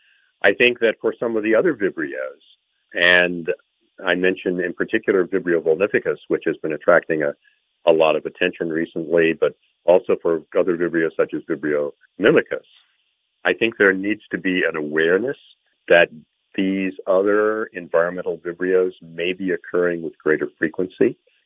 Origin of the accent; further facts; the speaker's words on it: Bangkok, Thailand; my first experience with cholera was when I was a child growing up in Bangkok, Thailand